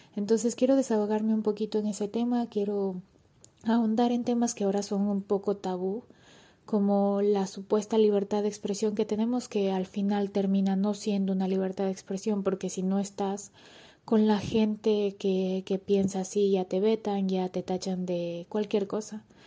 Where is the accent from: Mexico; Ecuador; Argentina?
Ecuador; moved away as an adult; now in Barcelona, Spain; soy ecuatoriana